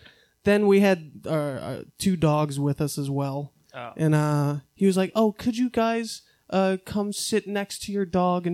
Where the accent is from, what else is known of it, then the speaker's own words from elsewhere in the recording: New Orleans, Louisiana, United States; moved away; I'm from New Orleans.